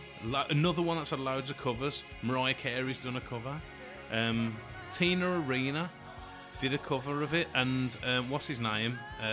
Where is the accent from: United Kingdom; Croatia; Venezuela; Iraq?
United Kingdom; England; Well, I'm English.